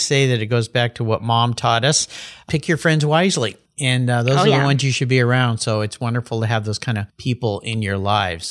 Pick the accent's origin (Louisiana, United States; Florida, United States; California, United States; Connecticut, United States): California, United States; San Diego; moved away; I grew up in San Diego